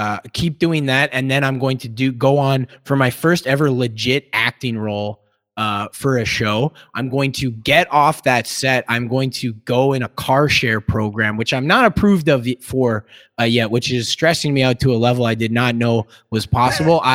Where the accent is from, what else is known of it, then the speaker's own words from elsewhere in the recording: Kamloops, British Columbia, Canada; my hometown of Kamloops